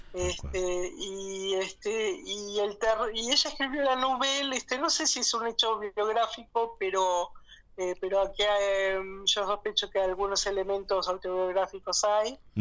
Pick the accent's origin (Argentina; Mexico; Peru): Argentina; la estamos pagando todo como argentinos